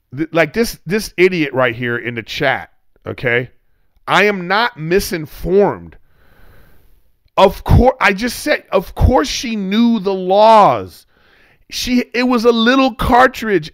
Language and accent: English; United States; we as American people